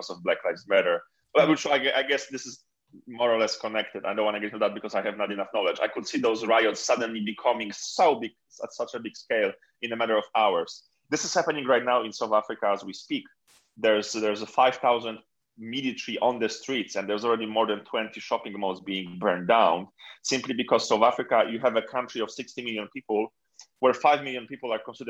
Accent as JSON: {"language": "English", "country": "Poland", "tie": "born or raised there", "moved": "yes", "said": "I come from Poland"}